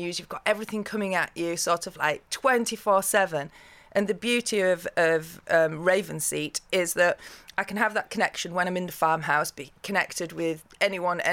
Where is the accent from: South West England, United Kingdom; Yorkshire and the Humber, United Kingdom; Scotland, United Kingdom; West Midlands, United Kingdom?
Yorkshire and the Humber, United Kingdom; I'm from Yorkshire